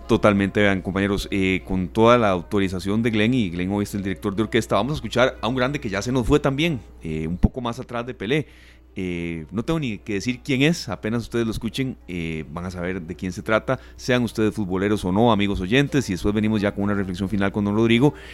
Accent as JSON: {"language": "Spanish", "country": "Costa Rica", "said": "soy tico"}